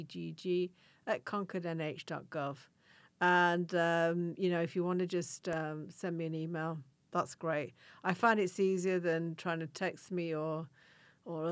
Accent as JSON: {"language": "English", "region": "Yorkshire and the Humber", "country": "United Kingdom", "moved": "yes", "said": "in Yorkshire, which is the region I come from"}